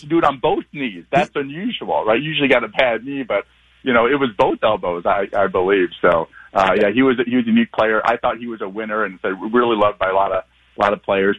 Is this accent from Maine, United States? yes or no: no; Eastern Iowa, United States; also born or lived in Minneapolis; now in Omaha, United States; growing up in Eastern Iowa